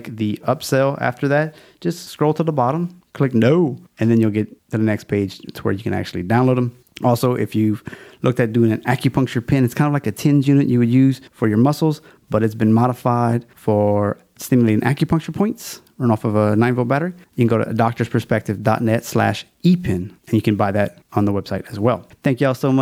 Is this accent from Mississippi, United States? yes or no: no; Louisiana, United States; It's my home state